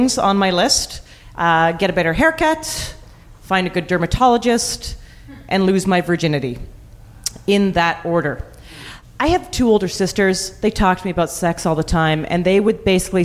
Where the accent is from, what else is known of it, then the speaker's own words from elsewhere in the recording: Calgary, Alberta, Canada; I grew up in Calgary, and Banff is sort of the ski resort town nearby